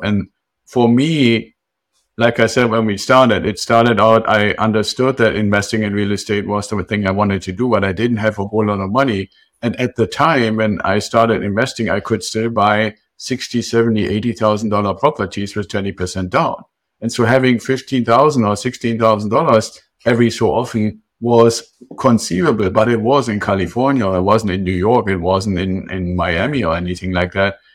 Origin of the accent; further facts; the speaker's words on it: Germany; moved away; I'm originally from Germany.